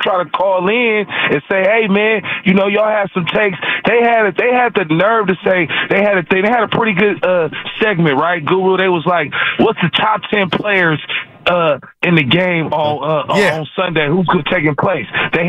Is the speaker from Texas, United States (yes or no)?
no; San Francisco, California, United States; I'm from Frisco.